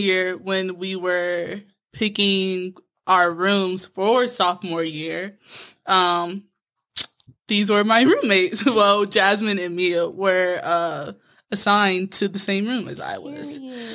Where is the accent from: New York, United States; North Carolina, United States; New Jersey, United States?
North Carolina, United States; Fayetteville; now in Charlotte, United States; I'm 24 years old. I'm originally from Fayetteville, North Carolina.